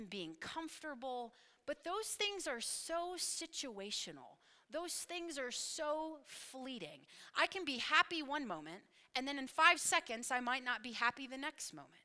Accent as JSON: {"language": "English", "town": "Knoxville", "region": "Tennessee", "country": "United States", "tie": "born or raised there", "moved": "yes", "said": "I was born and raised in Knoxville, Tennessee"}